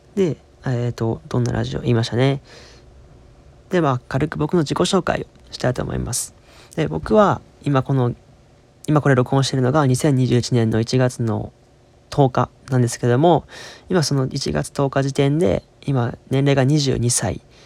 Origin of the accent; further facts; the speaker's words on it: Osaka, Japan; accent: Kansai dialect; 僕関西人ですからもうずっと関西で大阪生まれ大阪育ちなんでゴリゴリの関西弁なはずなんですけども若干こう標準語になってしまう